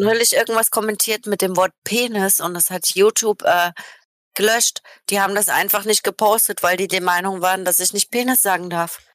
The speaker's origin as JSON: {"language": "German", "region": "Saxony", "country": "Germany", "tie": "born or raised there", "moved": "yes", "said": "weil ich bin ja selber in Sachsen geboren"}